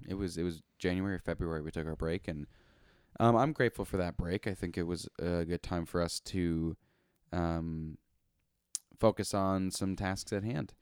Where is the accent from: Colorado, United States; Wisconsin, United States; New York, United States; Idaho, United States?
Idaho, United States; Coeur d'Alene; also born or lived in Spokane, Washington; a person that lives in the city of Coeur d'Alene, Idaho. Um, I was born in Spokane, Washington. Um, however, my parents are, were living in the state of Idaho